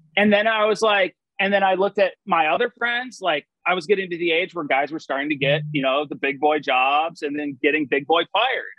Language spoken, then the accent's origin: English; Madison, Wisconsin, United States; I grew up at a uh, Nakoma Country Club